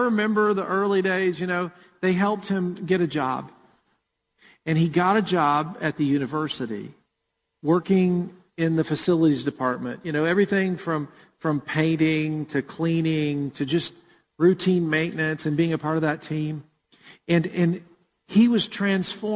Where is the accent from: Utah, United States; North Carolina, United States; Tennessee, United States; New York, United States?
Tennessee, United States; Murfreesboro; Jennifer and I grew up in Murfreesboro, and we went to World Outreach Church